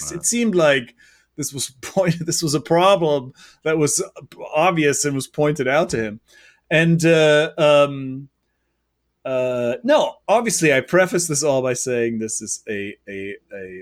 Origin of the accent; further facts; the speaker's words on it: Germany; now in New York, United States; I'm from Germany